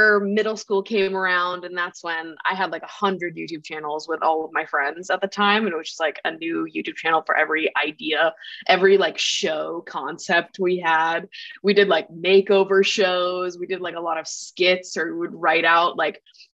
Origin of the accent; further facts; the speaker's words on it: Massachusetts, United States; now in New York City, United States; I grew up in a pretty small town in Massachusetts